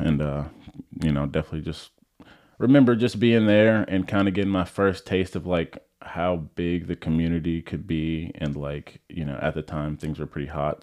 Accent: Orlando, Florida, United States; I grew up in Orlando, Florida, um, super flat, not many hills there at all.

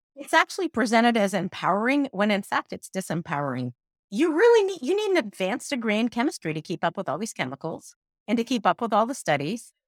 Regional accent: Iran; moved away; I grew up in Iran

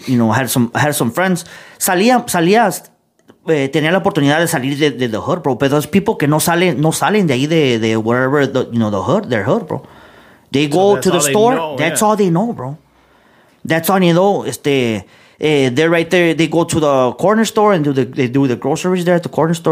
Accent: Chicago, Illinois, United States; growing up in the 90s, growing up in Chicago, you grew up with and seeing, you know, the whole gang culture

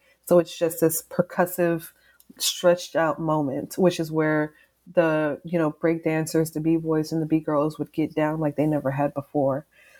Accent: Texas, United States; also born or lived in East Coast; I'm from the South, I'm from Texas, and things are very slow down here, you know, compared to like the East Coast where I lived for a fair amount of time.

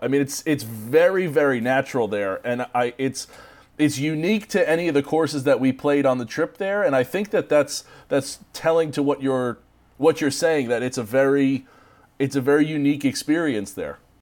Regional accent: United States; as an American

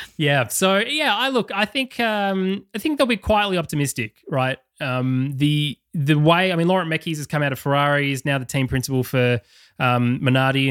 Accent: Australia; accent: Australian

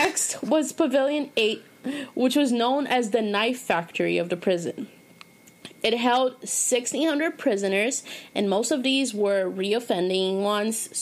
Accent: Boston, Massachusetts, United States; I'm from Boston

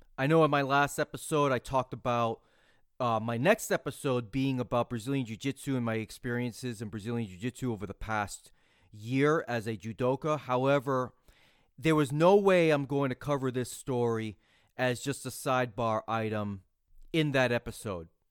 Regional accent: United States; I'm an American

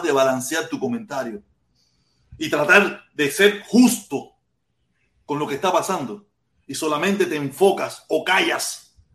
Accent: Cuba; now in Miami, United States

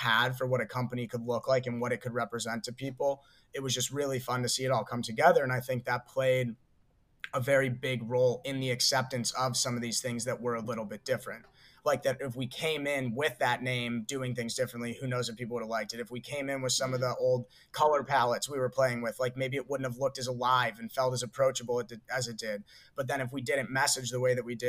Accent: Ohio, United States; we're from Ohio. We grew up in Ohio 10 years ago.

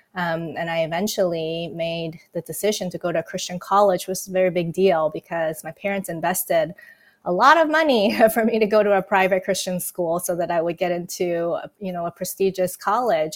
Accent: Taiwan; moved away; I was born and raised in Taiwan, and yes, I grew up in an irreligious home.

